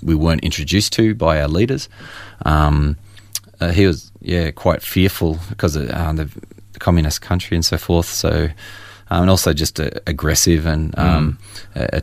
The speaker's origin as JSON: {"language": "English", "town": "Churchill", "region": "Victoria", "country": "Australia", "tie": "born or raised there", "also_born_or_lived": "Moe", "said": "I was born in Moe and grew up in Churchill, Latrobe Valley mining town"}